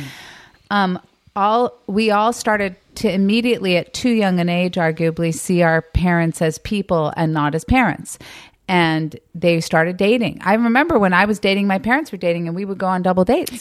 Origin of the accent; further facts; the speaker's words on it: Mill Valley, California, United States; moved away as an adult; also born or lived in New York; raised in Mill Valley